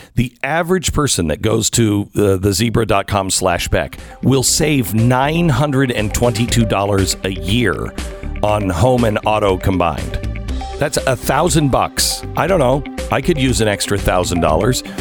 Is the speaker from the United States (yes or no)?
yes; Pacific Northwest, United States; I grew up in the Pacific Northwest, so I'm used to that kind of weather